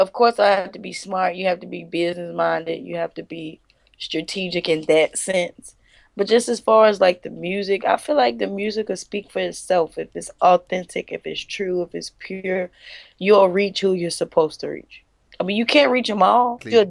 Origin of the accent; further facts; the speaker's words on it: United States; you know, I'm from the States, people in other countries